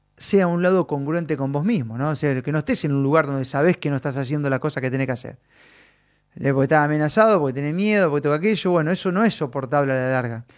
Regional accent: Santa Fe, Argentina; De Santa Fe

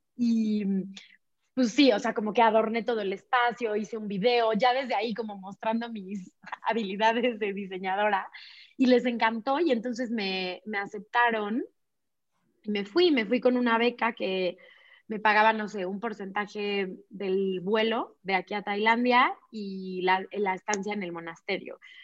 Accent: Puebla, Mexico; moved away as an adult; also born or lived in Barcelona, Spain; yo nací en Puebla, ahí vivía en Puebla

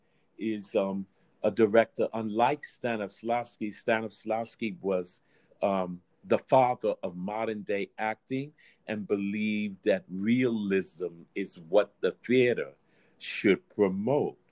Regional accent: New York City, New York, United States; I was born in Brooklyn, New York, and raised in the theater during the Black Arts Movement

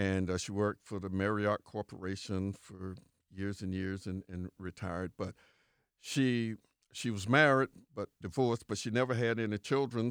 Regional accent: Winter Haven, Florida, United States; I was born and raised on Avenue Q.

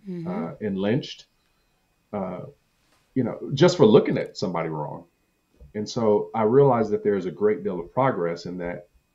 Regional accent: Compton, California, United States; I grew up bullied in Compton.

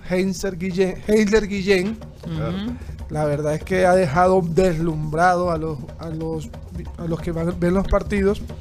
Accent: Colombia

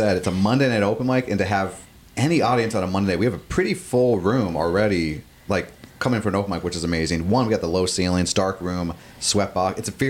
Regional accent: Temple Terrace, Florida, United States; also born or lived in Seminole Heights, Tampa; So I'm a Tampa boy. I'm born and raised. Nice. Born and raised Tampa, Temple Terrace specifically.

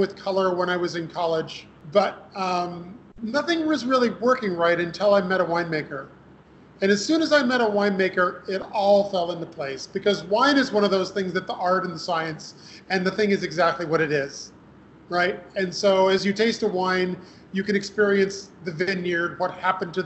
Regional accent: Western New York, United States; a local school where I grew up in Western New York

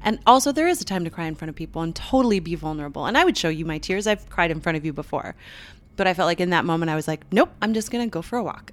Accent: Canada; moved away; I'm Canadian, uh, to, like, touch, to step into my homeland

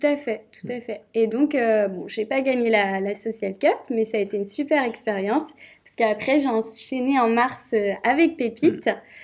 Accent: Rennes, Brittany, France; je suis rennaise de base

